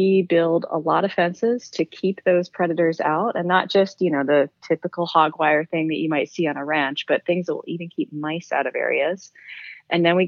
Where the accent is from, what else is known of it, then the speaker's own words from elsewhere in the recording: Canada; moved away as an adult; also born or lived in British Columbia, Canada; now in Hawaii, United States; I was coming from Canada, so this is not my home state or home country